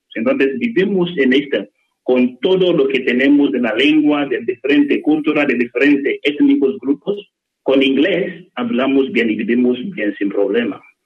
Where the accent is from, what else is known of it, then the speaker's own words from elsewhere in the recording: Nigeria; Spanish is a second language; moved away as an adult; now in Alcalá de Henares, Spain; en mi país